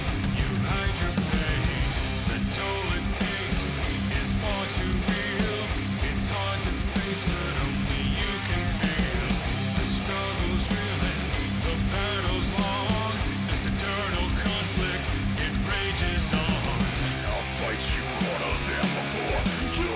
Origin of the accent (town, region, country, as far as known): United States